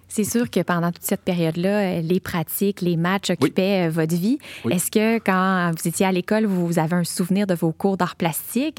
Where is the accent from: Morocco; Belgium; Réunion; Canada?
Canada; Montreal, Quebec; j'ai grandi à Montréal